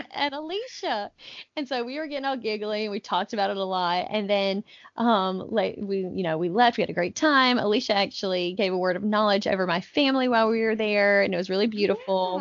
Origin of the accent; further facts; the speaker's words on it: North Carolina, United States; I'm from North Carolina